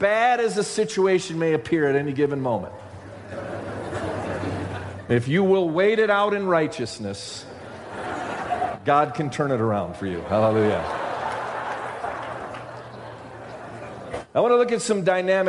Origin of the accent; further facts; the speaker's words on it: Rochester, New York, United States; I grew up in Rochester, New York